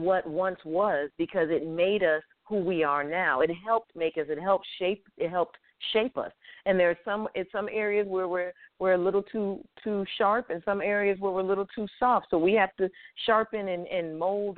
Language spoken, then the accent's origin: English; Hartford, Connecticut, United States; moved away; also born or lived in Atlanta, Georgia; I am not from Boston. I am from Hartford, Connecticut.